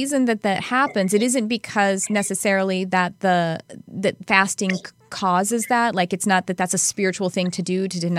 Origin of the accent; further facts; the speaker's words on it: the South, United States; accent: Southern; we use it a lot in the South. And then my Southern accent comes out